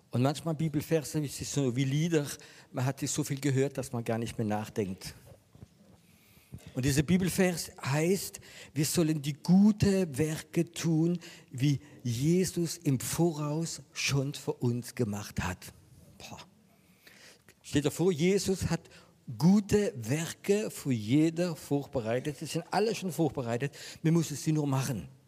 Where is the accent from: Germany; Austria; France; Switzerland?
France; German is a second language; Ich wollte ein christlicher Camping machen in Frankreich und das war mir so wichtig. Ähm, ich bin Franzose